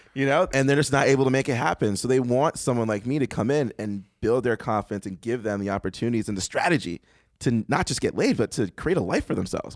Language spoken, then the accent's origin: English; Boston, Massachusetts, United States; I grew up in Boston.